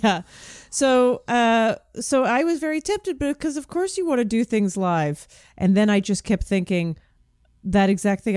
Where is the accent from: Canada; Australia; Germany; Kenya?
Canada; I'm Canadian